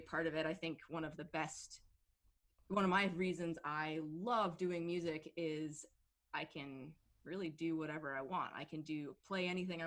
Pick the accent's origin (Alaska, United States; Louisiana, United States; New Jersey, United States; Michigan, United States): Michigan, United States; Birmingham; also born or lived in Royal Oak, Michigan / London; I grew up in Michigan, in Birmingham, Michigan, and then my parents, we all moved to London for a few years when I was a kid